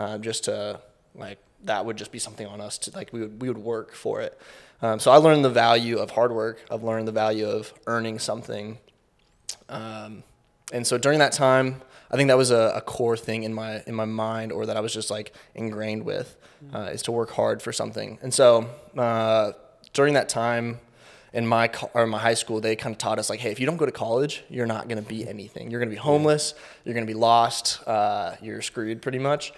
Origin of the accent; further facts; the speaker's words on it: Kansas City, Missouri, United States; I grew up in Kansas City, born and raised here